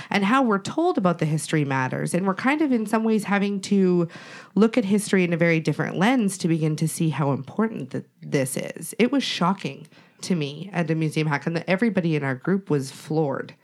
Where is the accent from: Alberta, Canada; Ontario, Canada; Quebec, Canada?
Alberta, Canada; Treaty 7 territory; I'm from Treaty Seven territory